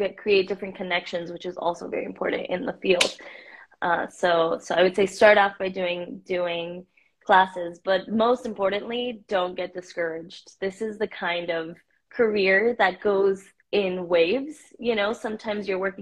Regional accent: Miami, Florida, United States; also born or lived in Mexico; I was born in Mexico and I grew up in Miami

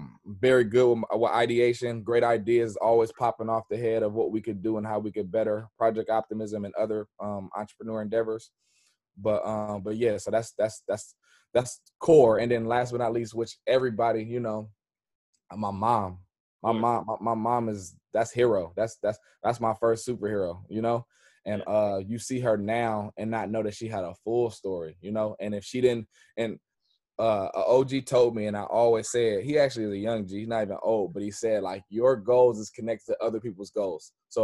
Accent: Richmond, California, United States; I am from Richmond, California. Okay. But I've been all the way up 80. So I lived in Oakland, from Richmond, South Richmond.

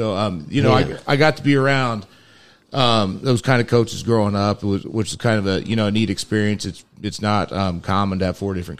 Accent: Muncie, Indiana, United States; Well, I grew up in Muncie area, went to Cowan High School.

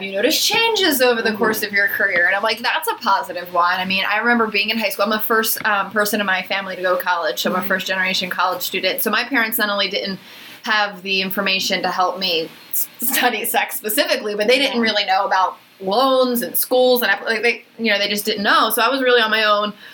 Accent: Philadelphia, Pennsylvania, United States; now in San Diego, United States; I'm originally from Philadelphia

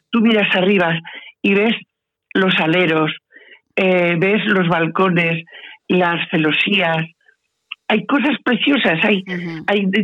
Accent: Zaragoza, Aragon, Spain; soy nacida en el centro de la ciudad, nací en la Plaza de Sas

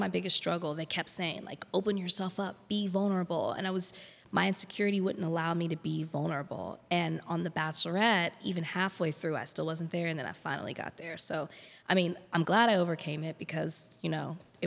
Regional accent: Texas, United States; moved away as an adult; also born or lived in Miami; now in Los Angeles, United States; I'm from Texas

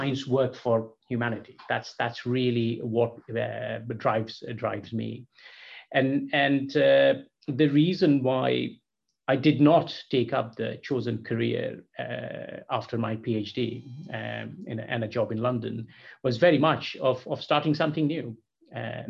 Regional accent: Kolkata, West Bengal, India; moved away; I was born and brought up in Calcutta in India

